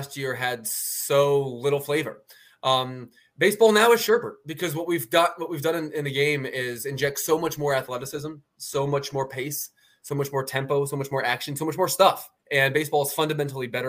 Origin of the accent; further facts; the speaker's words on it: Philadelphia, Pennsylvania, United States; also born or lived in Baltimore, United States; I'm a Philly guy